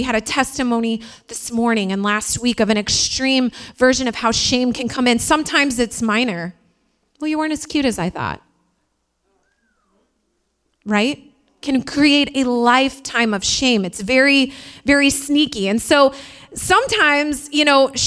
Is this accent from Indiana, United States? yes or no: yes; Indiana, United States; accent: Midwest; moved away; also born or lived in Queens, New York; I'm from Indiana